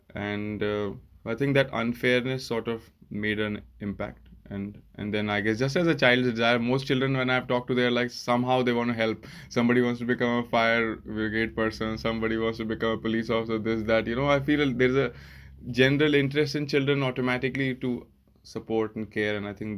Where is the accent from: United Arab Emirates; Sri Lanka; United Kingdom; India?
India; I think growing up in India was one big thing, because my father was in the army and I lived all around India.